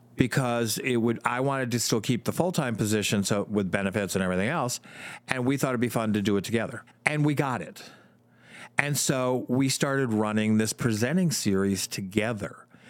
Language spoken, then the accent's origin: English; New Jersey, United States; moved away as an adult; also born or lived in Michigan; I grew up in Jersey